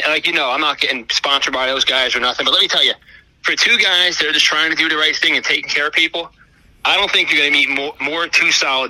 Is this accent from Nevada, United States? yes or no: no; upstate New York, United States; I'm from upstate, you know, or I'm from New York